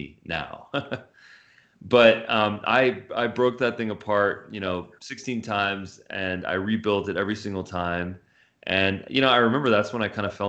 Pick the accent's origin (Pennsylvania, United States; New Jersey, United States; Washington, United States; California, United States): California, United States; Los Angeles; also born or lived in Santa Monica; I grew up in the San Fernando Valley.